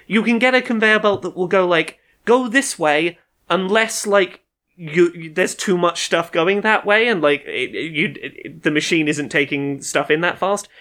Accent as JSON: {"language": "English", "country": "United Kingdom", "said": "as a British child of a certain age"}